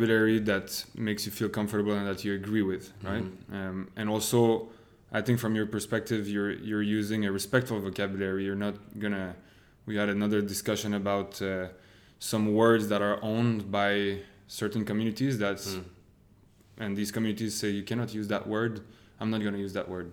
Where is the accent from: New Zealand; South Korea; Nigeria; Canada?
Canada